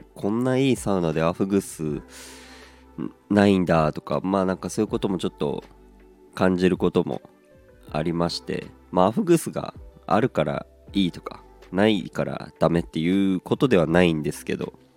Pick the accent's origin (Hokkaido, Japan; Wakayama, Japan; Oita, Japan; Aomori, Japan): Aomori, Japan; moved away as an adult; 僕自身が出身が青森でございまして